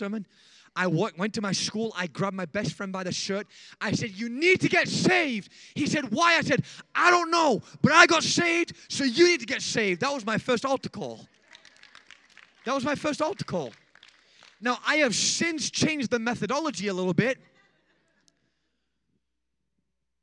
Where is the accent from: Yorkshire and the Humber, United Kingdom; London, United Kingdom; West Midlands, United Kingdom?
Yorkshire and the Humber, United Kingdom; Rotherham; I started on the streets of my hometown in a place called Rotherham, England.